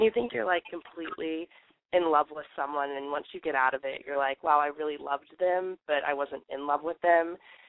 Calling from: Athens, Georgia, United States; I'm calling from Athens, Georgia, and I'm 20 years old.

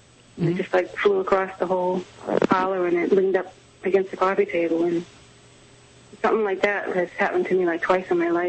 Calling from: Nebraska, United States; I'm calling from Nebraska.

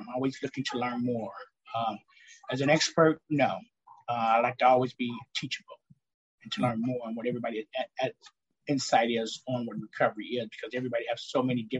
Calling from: Midwest, United States; I'm coming from the Midwest, Illinois. Indiana area, Wisconsin, close Iowa.

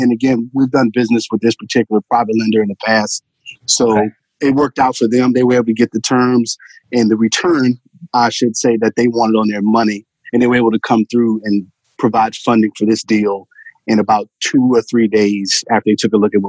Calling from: Goldsboro, North Carolina, United States; Goldsboro, North Carolina, about an hour outside of Raleigh.

